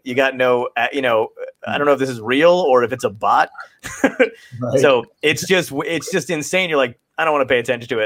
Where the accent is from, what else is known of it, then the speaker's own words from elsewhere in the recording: Ocean County, New Jersey, United States; we grew up in New Jersey in Ocean County